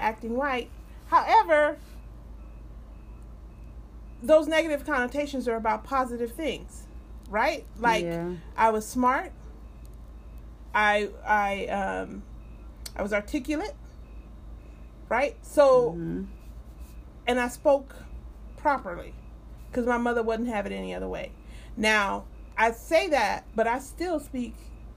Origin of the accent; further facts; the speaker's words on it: Los Angeles, California, United States; I grew up in South Central, like down the street from Florence and Normandy where the riots started